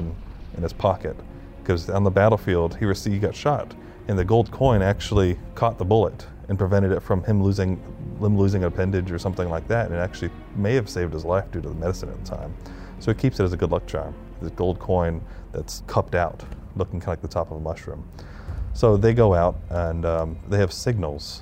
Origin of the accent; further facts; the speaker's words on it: Charleston, South Carolina, United States; as a kid, I grew up in Charleston